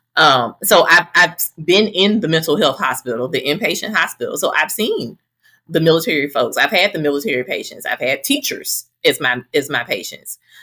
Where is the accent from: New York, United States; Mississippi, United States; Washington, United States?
Mississippi, United States; Greenville; also born or lived in Charleston, Mississippi; now in Atlanta, United States; I am from oh, Greenville